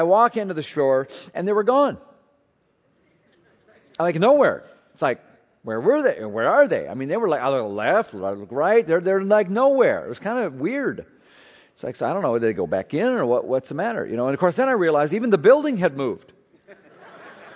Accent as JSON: {"language": "English", "region": "Minnesota", "country": "United States", "moved": "yes", "lives_now": "Maryland, United States", "said": "I'm not originally from Maryland, Minnesota guy"}